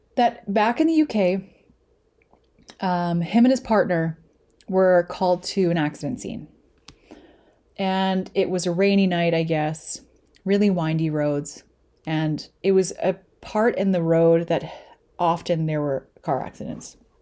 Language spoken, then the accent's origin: English; Lethbridge, Alberta, Canada; also born or lived in Calgary; I moved away to Calgary from Lethbridge when I was seven or eight, and then moved back when I was fifteen